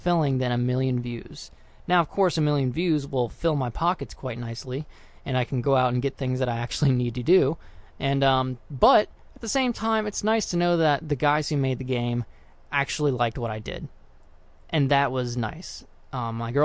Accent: South Florida, United States; now in North Florida, United States; I moved away from South Florida up here to North Florida

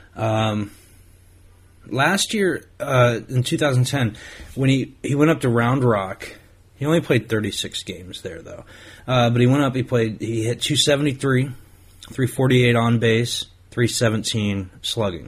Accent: Ohio, United States; now in Hollywood, United States; I'm from Ohio originally

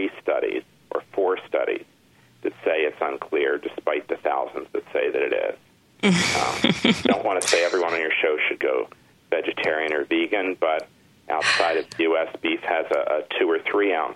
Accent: Michigan, United States; moved away; I grew up in Michigan for a good part of my life

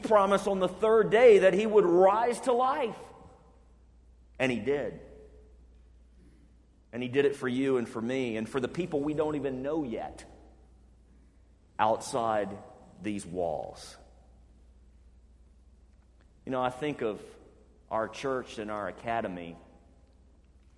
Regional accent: Birmingham, Alabama, United States; moved away; I grew up in Birmingham, Alabama.

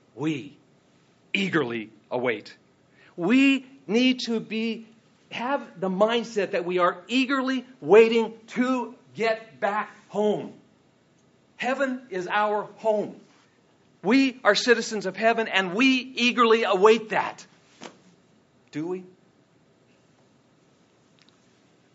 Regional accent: Ireland; now in United States; I was born in Ireland

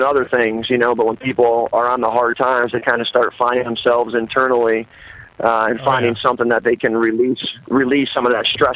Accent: Detroit, Michigan, United States; moved away as an adult; now in Baltimore, United States; Three of us are originally from Detroit, Michigan

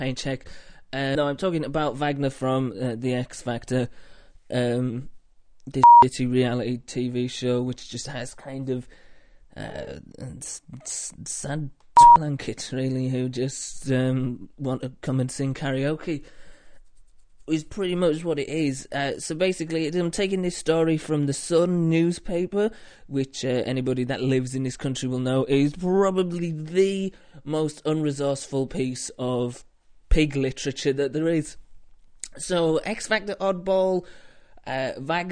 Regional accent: the north of England, United Kingdom; I'm from up north, where apparently it's grim.

